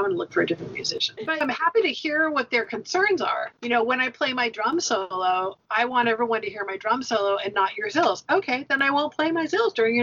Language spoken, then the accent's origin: English; United States; we were American